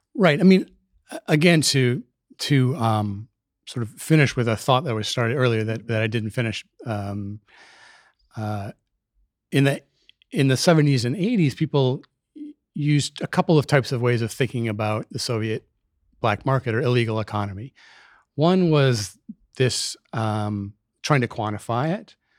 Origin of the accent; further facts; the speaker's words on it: Minneapolis, Minnesota, United States; moved away as an adult; also born or lived in Hartford, Connecticut; I was born in Minneapolis. I lived in Minneapolis, uh, during my childhood, the formative years